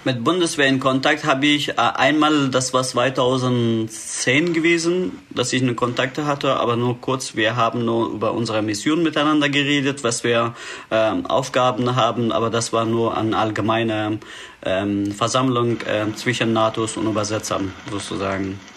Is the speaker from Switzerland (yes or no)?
no; Afghanistan; German is a second language; moved away as an adult; also born or lived in Mazar-i-Sharif / Kabul; now in Lüneburg, Germany; bin im Krieg geboren in Afghanistan und dort aufgewachsen